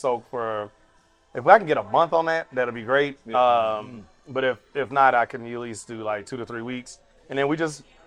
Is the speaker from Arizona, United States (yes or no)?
no; Nashville, Tennessee, United States; moved away as an adult; now in Chicago, United States; I was living in Nashville at the time. That's my hometown.